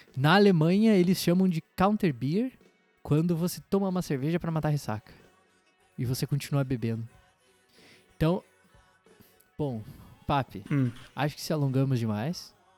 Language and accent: Portuguese; Santa Catarina, Brazil; a gente é catarinense